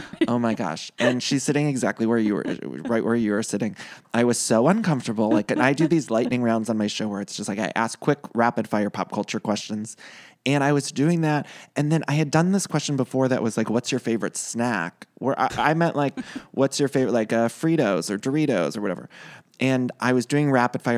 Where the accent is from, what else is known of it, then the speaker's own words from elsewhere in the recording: Ohio, United States; also born or lived in Chicago; now in Los Angeles, United States; I'm from Ohio, but I lived in Chicago right before I moved